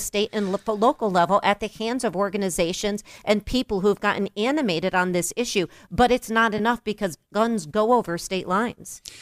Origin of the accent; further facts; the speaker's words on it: New York, United States; as a New Yorker